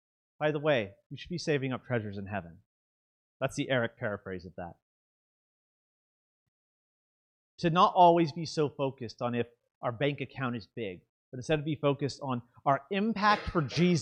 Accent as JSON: {"language": "English", "region": "the South", "country": "United States", "said": "I'm from the South. We say this sort of thing."}